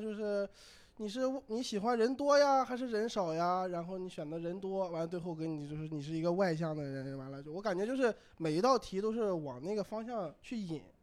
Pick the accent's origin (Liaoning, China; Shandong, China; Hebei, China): Shandong, China; 我是山东的